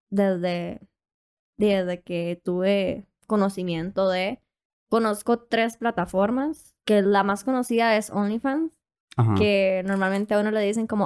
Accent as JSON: {"language": "Spanish", "region": "Puntarenas", "country": "Costa Rica", "also_born_or_lived": "San José, Costa Rica", "moved": "yes", "said": "Soy de Punta Arenas, pero me fui a vivir a San José por un tiempo y fue cuando descubrí como todo esto. Tengo 19"}